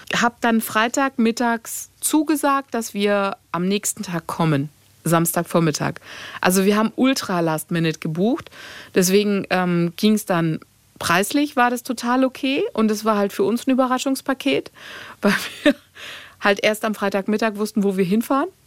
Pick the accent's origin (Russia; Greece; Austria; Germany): Greece; ich bin äh, am Meer aufgewachsen als Griechin